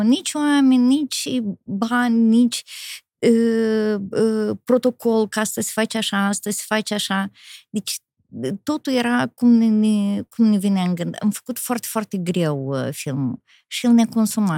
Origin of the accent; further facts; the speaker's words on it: Rezina, Rezina District, Moldova; chiar în orășelul rezina